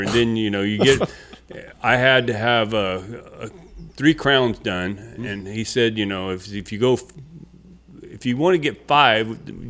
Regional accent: Caruthers, California, United States; rode say rode the bus every day, and just Carruthers is a really nice town. Matter of fact, it has the largest free admission fair.

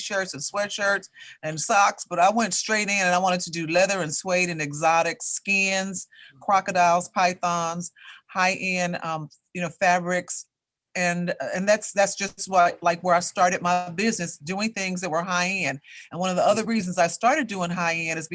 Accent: Chicago, Illinois, United States; I grew up on the West Side of Chicago. I attended Chicago public schools.

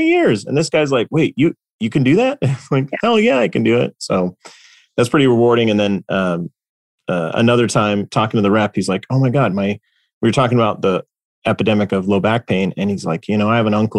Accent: Los Angeles, California, United States; my hometown of Los Angeles, California

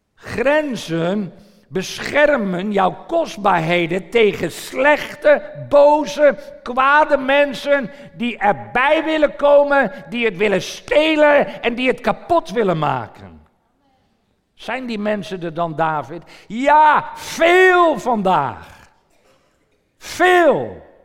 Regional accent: Netherlands; Ik verlaat mijn gebied Nederland en ik zit in een ander land.

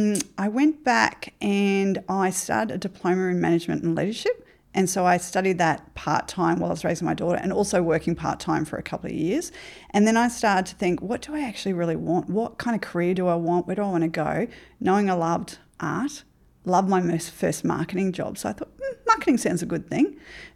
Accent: Ipswich, Queensland, Australia; also born or lived in Brisbane; Yeah, I grew up in Ipswich, moved to Brisbane as a young adult life. Come from a not educated family.

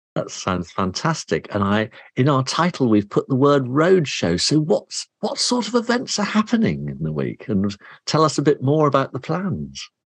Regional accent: Somerset, South West England, United Kingdom; I grew up in Somerset

